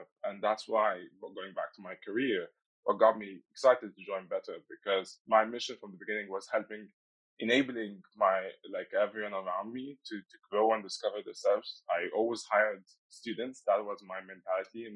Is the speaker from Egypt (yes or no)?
yes; Egypt; moved away as an adult; now in Netherlands; I'm originally from Egypt